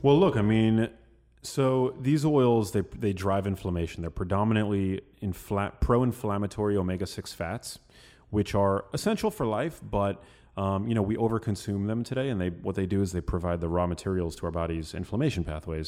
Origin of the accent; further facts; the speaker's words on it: New York City, New York, United States; we are from New York City